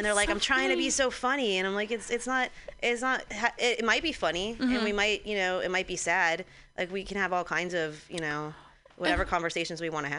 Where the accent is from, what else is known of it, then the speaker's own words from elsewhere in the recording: Santa Clarita, California, United States; My hometown, I'm from Santa Clarita, outside